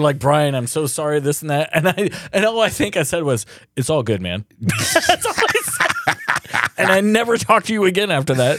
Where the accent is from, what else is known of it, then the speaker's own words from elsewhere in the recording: Cedar Rapids, Iowa, United States; I went to Saint Matt's up until, uh, nineteen eighty-nine